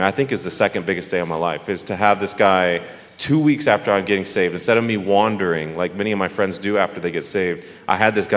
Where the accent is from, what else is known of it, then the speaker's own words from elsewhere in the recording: Dallas, Texas, United States; moved away; I am from Dallas, Texas, my whole life